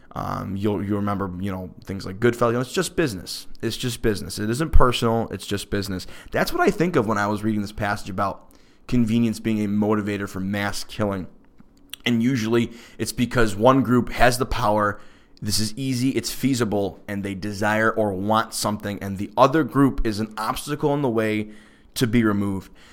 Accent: United States; I'm an American citizen

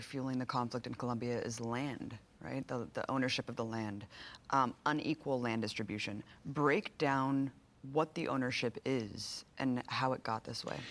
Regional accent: United States; speaking as an American

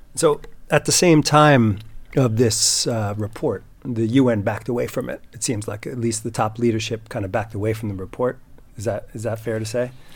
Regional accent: United States; now in Sweden; I'm an American

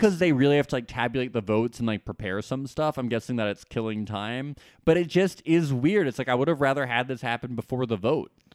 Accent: New Jersey, United States; I am from New Jersey

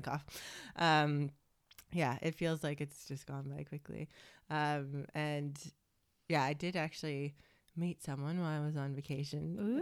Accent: Canada; moved away as an adult; now in Gold Coast, Australia; we're two Canadian sisters living on the Gold Coast

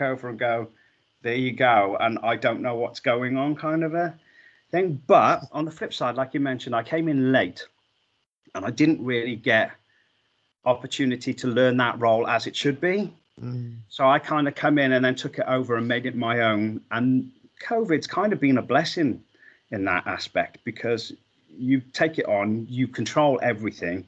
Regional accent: Wales, United Kingdom; I'm a Welsh boy. So rugby was, you know, force-fed to me in school and, you grow up with it.

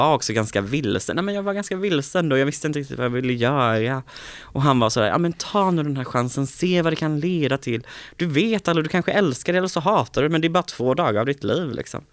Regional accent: Påryd, Kalmar County, Sweden; moved away; i Påryd där jag kommer ifrån, där tror jag att jag är ett ganska välkänt namn liksom

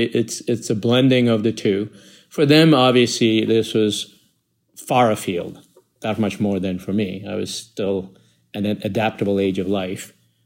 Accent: Iowa City, Iowa, United States; born or raised there; moved away as an adult; also born or lived in Bangladesh

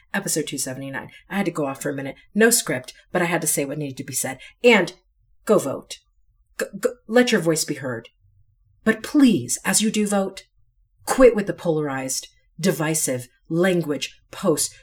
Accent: United States; my parents and grandparents and great-grandparents went through to get me to be born here

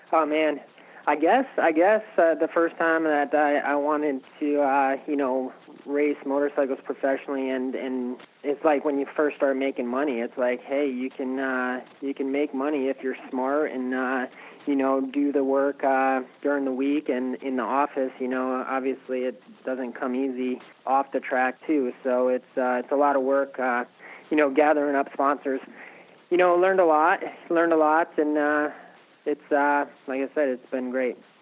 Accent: Connecticut, United States; moved away as an adult; now in Florida, United States; I was born in Connecticut and uh, moved to Florida roughly probably four years ago now.

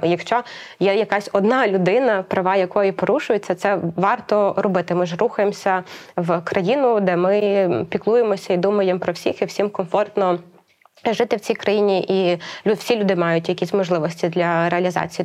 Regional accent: Ukraine; народилася тут в Україні, тут зростала і розвивалася

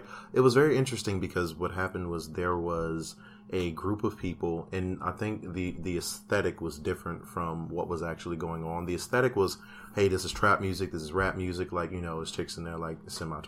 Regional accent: Chicago, Illinois, United States; I'm from Chicago.

